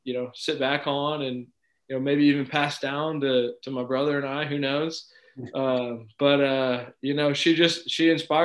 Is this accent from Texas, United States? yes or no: yes; Round Rock, Texas, United States; also born or lived in Cleveland, Ohio / Corpus Christi, Texas / College Station, Texas; I grew up here in Round Rock. I was born in Cleveland, but I moved to Round Rock when I was 3 years old